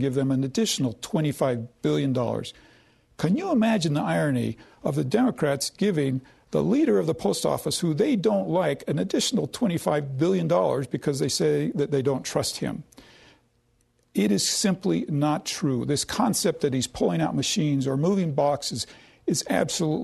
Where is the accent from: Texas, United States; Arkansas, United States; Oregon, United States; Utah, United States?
Utah, United States; I grew up here in Utah as a very conservative Republican in a very conservative home